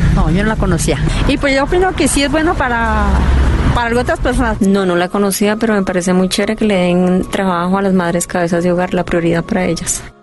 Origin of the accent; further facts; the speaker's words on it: Colombia; Nosotros somos colombianos